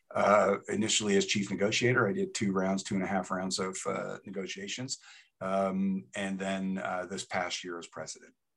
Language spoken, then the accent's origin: English; Toronto, Ontario, Canada; moved away as an adult; also born or lived in New Haven, United States / York, England; now in Lethbridge, Canada; I started out in Toronto, grew up there.